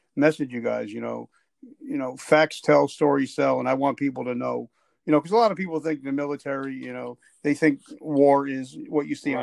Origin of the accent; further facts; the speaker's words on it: New Jersey, United States; I'm from Jersey